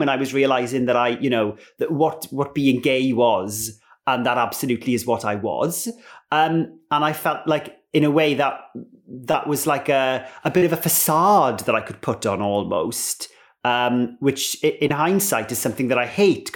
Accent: Ammanford, Wales, United Kingdom; I grew up in Ammanford in southwest Wales.

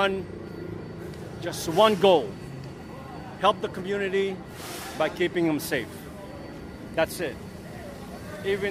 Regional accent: New York City, New York, United States; I'm Filipino-American. I literally grew up here.

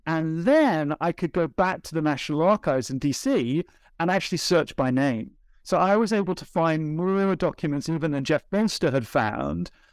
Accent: United Kingdom; moved away as an adult; also born or lived in United States; I'm a Brit. Well, I've lived a long time in the U S.

